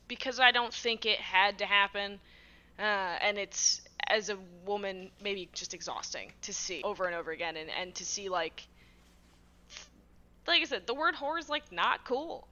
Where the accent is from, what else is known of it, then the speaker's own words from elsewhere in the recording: Massachusetts, United States; I'm from Massachusetts